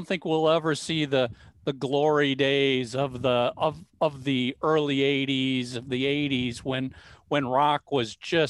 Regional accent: Bloomington, Minnesota, United States; I grew up in Bloomington. So I went to high school at Thomas Jefferson.

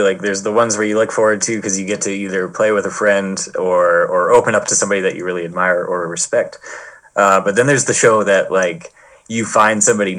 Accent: Hartland, New Brunswick, Canada; We played in my hometown of Heartland, New Brunswick a few years back

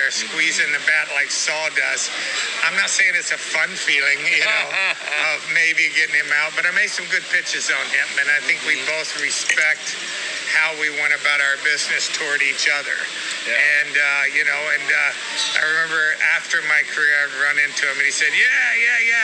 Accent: Atlanta, Georgia, United States; I grew up in Atlanta, Georgia, and we did not have the Braves when I was growing up

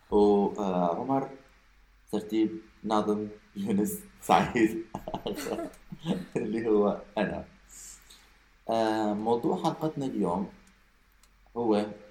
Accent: Iraq; احنا عندنا بالعراق

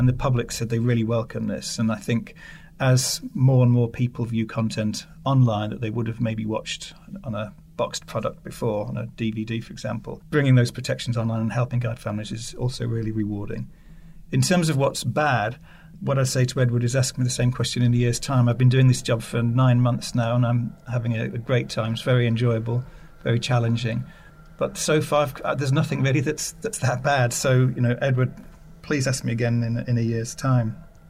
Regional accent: United Kingdom; they applied different standards that didn't necessarily meet my expectations as a British parent. So I used to check the BBFC website regularly when I was living abroad.

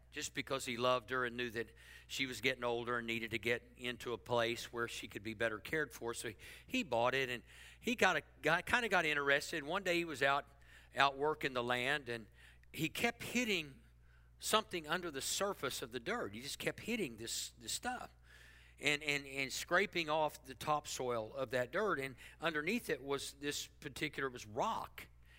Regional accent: Texas, United States; now in Oklahoma City, United States; I put myself in a place for God to do something when I came to Oklahoma City from South Texas.

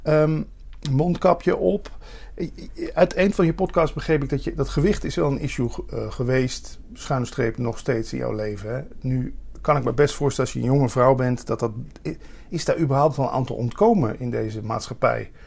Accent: Limburg, Netherlands; waar ik vandaan kom is ook het o, eh, het begrip avondontbijt geïntroduceerd

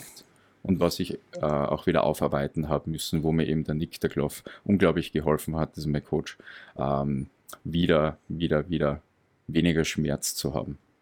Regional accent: Graz, Styria, Austria; Aus Graz. Also ich bin aus Österreich, okay. aus Graz

